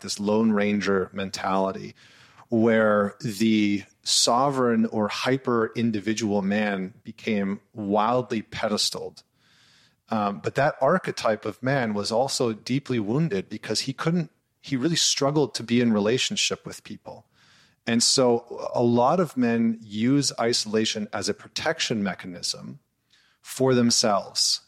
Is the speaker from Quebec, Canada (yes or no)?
no; Northern Alberta, Canada; where I grew up in Northern Alberta, which is sort of like the Texas of Canada